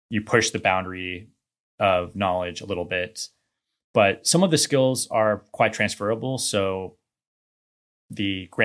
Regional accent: Houston, Texas, United States; also born or lived in New Orleans / Atlanta / New Mexico; moved here when I was one. Okay. So we'll pretty much, uh, I guess you could say I'm from Houston.

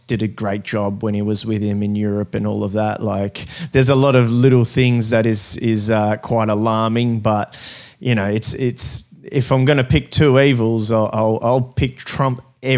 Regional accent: Brazil; now in Australia; we came over to Australia from Brazil, and we came over legally

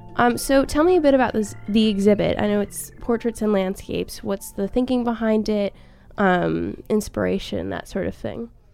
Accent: Cleveland, Ohio, United States; I'm from Cleveland

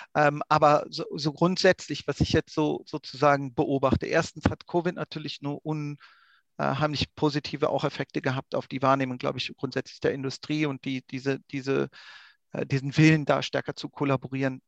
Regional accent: Austria; bei uns in Österreich

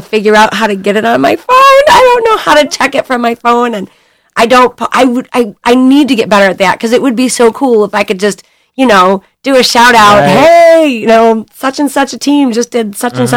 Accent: Bay City, Michigan, United States; also born or lived in California; I grew up in Bay City

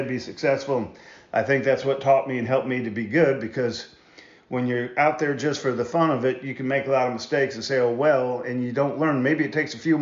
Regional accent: Michigan, United States; now in Iowa, United States; I grew up in Michigan

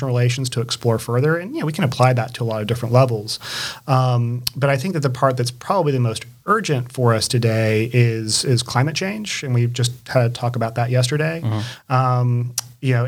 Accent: St. Augustine, Florida, United States; moved away as an adult; also born or lived in Jacksonville, Florida / Chapel Hill, North Carolina; now in Charlotte, United States; I was born in Jacksonville, Florida, but I grew up really in St. Augustine

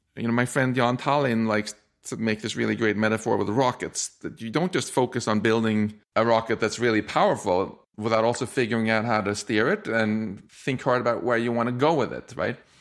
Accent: Sweden; I'm from Swe-, I grew up in Sweden

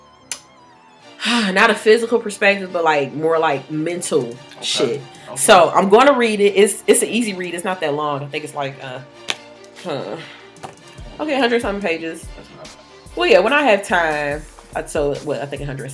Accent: Detroit, Michigan, United States; I'm from Detroit, born and raised

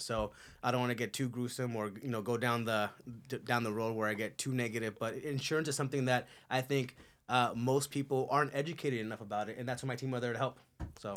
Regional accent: Culver City, California, United States; moved away as an adult; also born or lived in Torrance / El Segundo; now in Castaic, United States; most of my upbringing was on the west side.

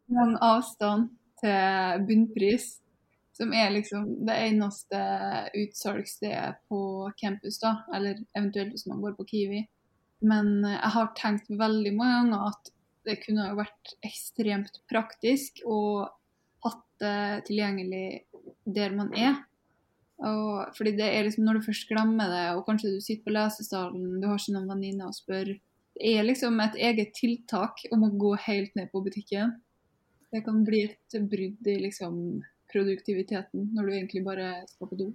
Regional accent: Norway; Vi er jo nordmenn

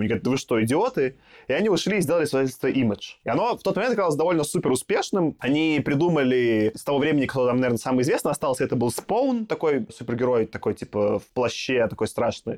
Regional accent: Belarus; now in Russia; Я просто единственный белорус такой

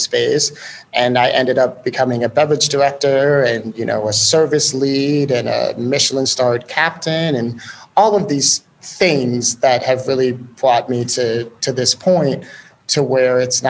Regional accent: Chicago, Illinois, United States; also born or lived in Columbus, Ohio; So I'm originally from Chicago, born on the west side, grew up in a super far northern suburb of Chicago.

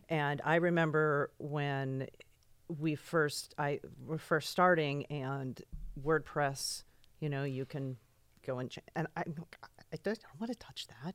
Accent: East Hampton, New York, United States; moved away; also born or lived in California

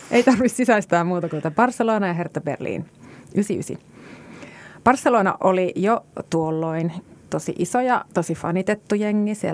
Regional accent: Kajaani, Kainuu, Finland

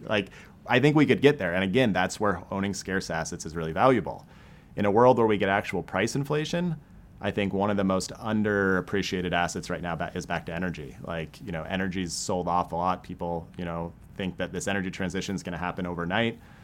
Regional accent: Maine, United States; now in St. Louis, United States; I grew up in Maine.

